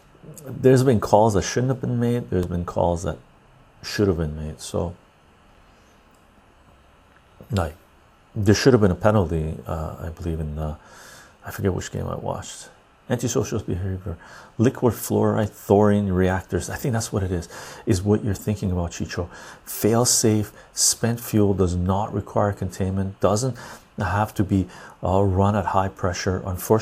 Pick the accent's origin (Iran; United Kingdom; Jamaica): Iran; I'm the one from Iran.